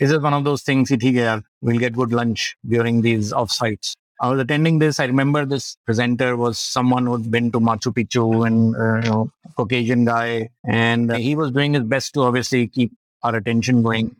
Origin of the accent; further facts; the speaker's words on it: Lucknow, Uttar Pradesh, India; Born and brought up in Lucknow and did my schooling at La Martiniere, Lucknow